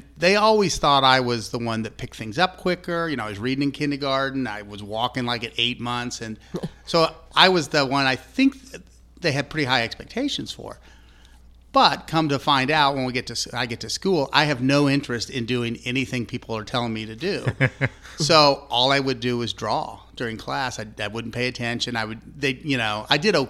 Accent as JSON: {"language": "English", "town": "Kansas City", "region": "Kansas", "country": "United States", "said": "I was from the civilized part of Kansas, Kansas City, Johnson County"}